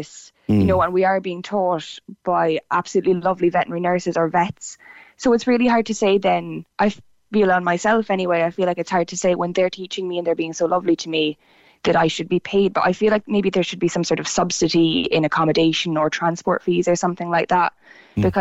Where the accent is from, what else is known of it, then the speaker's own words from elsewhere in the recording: Tipperary, Munster, Ireland; also born or lived in Cork; I'm from Tipperary originally